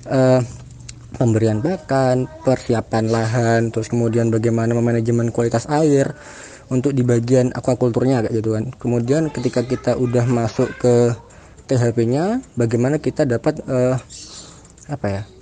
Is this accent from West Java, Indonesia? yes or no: no; Jember, East Java, Indonesia; now in Trenggalek, Indonesia; Kalau asal daerah, sebenarnya aku itu besar di Jember tapi uh, semenjak masuk di UGM uh, pindah di Trenggalek.